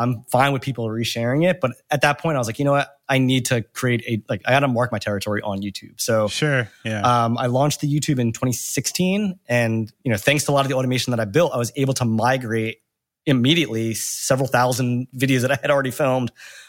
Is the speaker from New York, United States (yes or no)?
no; New Jersey, United States; Back when I was growing up in Jersey in the early 2000s, I was just filming and collecting these mini DV tapes and had nowhere to post the footage.